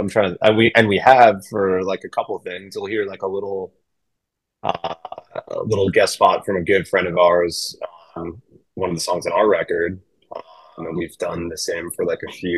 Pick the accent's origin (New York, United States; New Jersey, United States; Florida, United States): New York, United States; East Amherst; I'm from like East Amherst, like Williamsville area